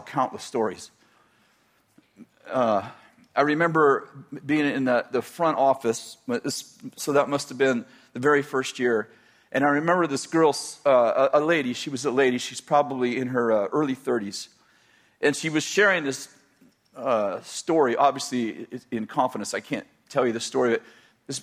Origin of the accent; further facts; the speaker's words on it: the Bay Area, California, United States; moved away as an adult; also born or lived in Weaverville, California / Redding, California; I was raised in the Bay Area at 20 years old, 22 years old. Yeah, 22 years old, we moved to Weaverville